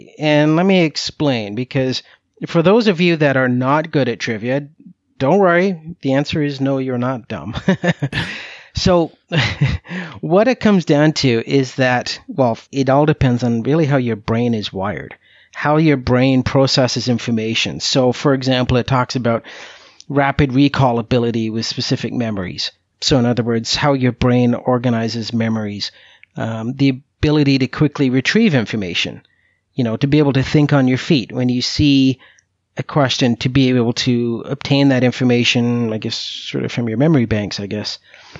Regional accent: Canada; lifelong interest and love of U.S. politics, which some people may find very bizarre, seeing as how I'm from Canada.

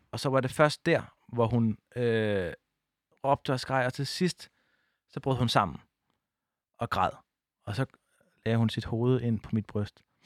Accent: Odense, Southern Denmark, Denmark; moved away; jeg var bare ham fra Odense

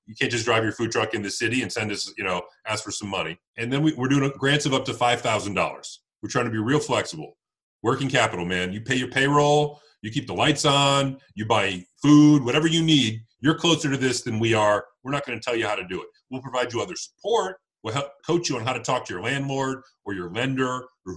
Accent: Detroit, Michigan, United States; In Detroit, we've had a burgeoning sort of revival over the last 10 years, which has been great to see, my hometown

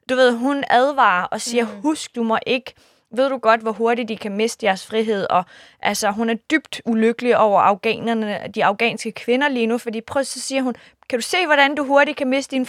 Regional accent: Iran; Jeg er kurder fra Iran. Det er en minoritet, hvor øh, der bor 10 procent.

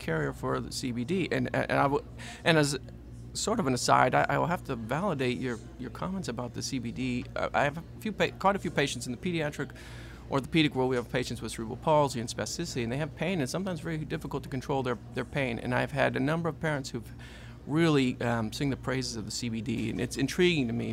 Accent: Connecticut, United States; moved away as an adult; now in Louisiana, United States; I've come from Connecticut, grew up, born and raised in Connecticut, came down here early 2000

